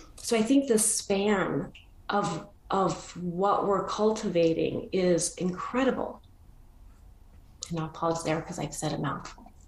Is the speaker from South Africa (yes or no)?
no; Argentina; I was born in Argentina